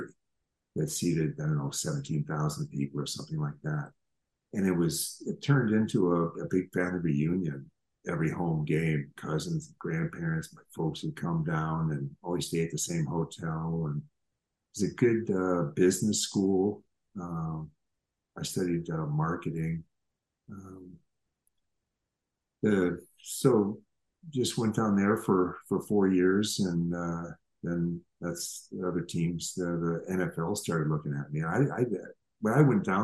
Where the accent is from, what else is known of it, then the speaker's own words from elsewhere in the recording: Minneapolis, Minnesota, United States; I grew up in Minneapolis